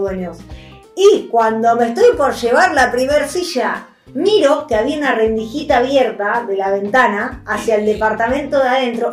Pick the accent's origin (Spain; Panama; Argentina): Argentina; moved away; somos argentinos